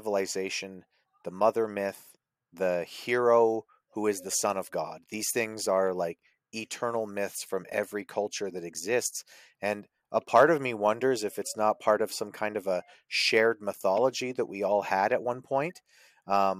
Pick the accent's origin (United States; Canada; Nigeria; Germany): Canada; I'm from Canada.